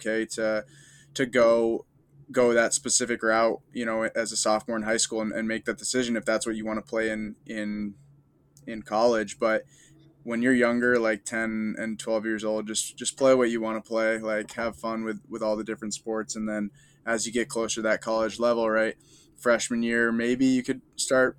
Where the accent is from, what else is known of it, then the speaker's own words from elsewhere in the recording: Vermont, United States; I'm from Vermont.